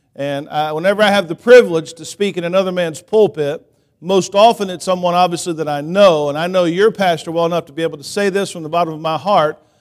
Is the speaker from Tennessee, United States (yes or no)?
no; Columbus, Georgia, United States; also born or lived in Phenix City, Alabama; now in Kansas, United States; growing up in Columbus, Georgia, I lived in Phoenix City. Phoenix City is like thirty minutes from Auburn